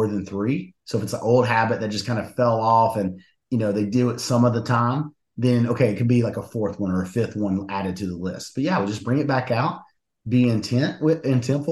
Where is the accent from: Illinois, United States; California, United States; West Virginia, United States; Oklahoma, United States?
West Virginia, United States; moved away; I'm from West Virginia originally.